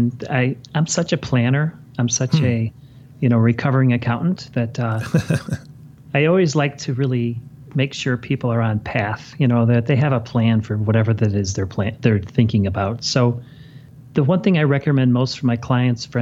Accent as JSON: {"language": "English", "town": "Chicago", "region": "Illinois", "country": "United States", "tie": "born or raised there", "said": "I was born and raised in Chicago, and I grew up watching the Bears"}